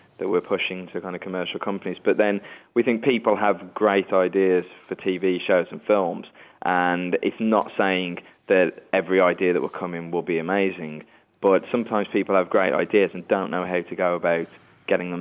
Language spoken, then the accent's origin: English; Wolverhampton, West Midlands, United Kingdom; I'm actually from Wolverhampton myself